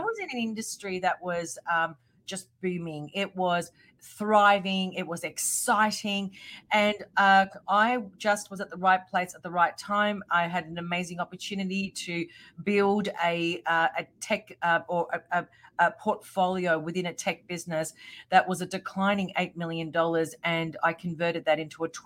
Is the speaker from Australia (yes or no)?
yes; Australia; also born or lived in Melbourne; I'm from Australia and I live in Melbourne.